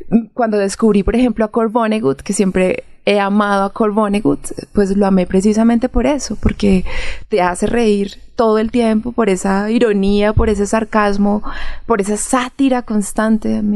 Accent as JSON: {"language": "Spanish", "town": "Sevilla", "region": "Valle del Cauca", "country": "Colombia", "said": "las personas de donde yo soy, que es Sevilla Valle"}